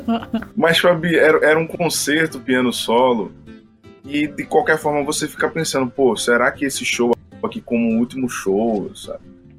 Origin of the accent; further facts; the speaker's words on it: Recife, Pernambuco, Brazil; com a minha cidade, com a minha cidade natal, Recife